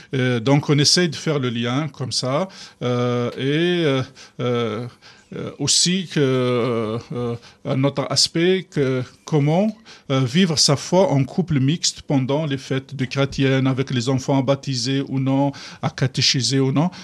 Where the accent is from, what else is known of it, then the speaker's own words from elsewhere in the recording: Kabylie, Algeria; moved away as an adult; now in France; quand je suis arrivé d'Algérie